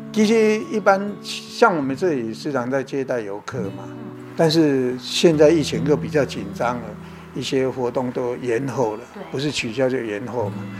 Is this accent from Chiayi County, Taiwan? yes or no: yes; Xikou, Chiayi County, Taiwan; 其实我嘉义出产的，较出名就是火鸡肉饭嘛。